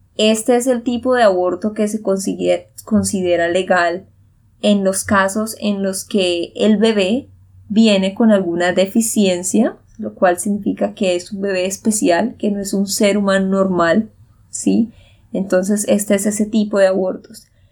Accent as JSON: {"language": "Spanish", "region": "Santander", "country": "Colombia", "said": "de Santander, Colombia"}